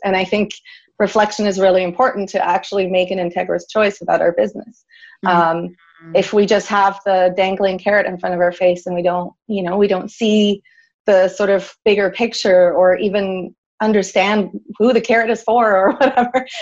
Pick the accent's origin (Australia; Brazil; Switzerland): Switzerland; moved away; also born or lived in Canada; I'm originally from Switzerland and I was living in Canada at the time